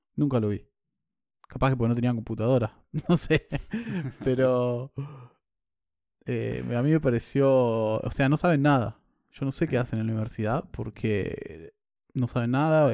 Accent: Argentina; moved away; siendo argentino

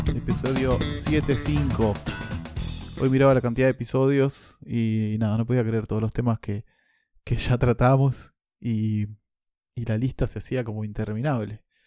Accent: Argentina; moved away as an adult; now in New Zealand; yo vengo de Argentina

